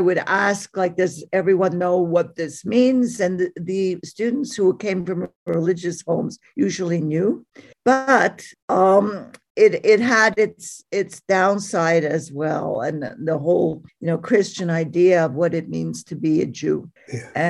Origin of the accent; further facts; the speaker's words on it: Montreal, Quebec, Canada; now in Lethbridge, Canada; I'm from Montreal